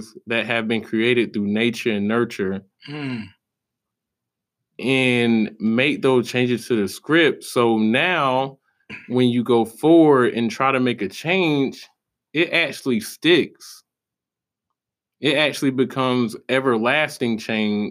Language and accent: English; South Carolina, United States; moved away as an adult; I'm originally from South Carolina.